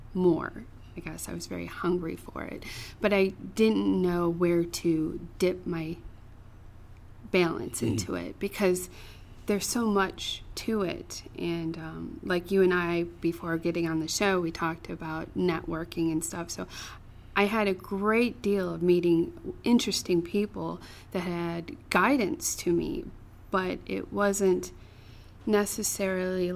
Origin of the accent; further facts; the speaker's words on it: Chicago, Illinois, United States; I'm from Chicago